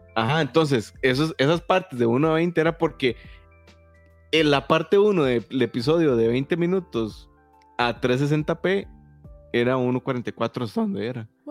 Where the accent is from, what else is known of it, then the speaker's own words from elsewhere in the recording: Santa Ana, San José, Costa Rica; yo era de Santana